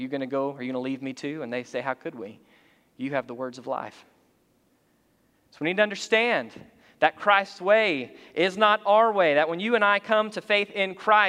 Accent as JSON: {"language": "English", "country": "United States", "said": "we're American by physical citizenship"}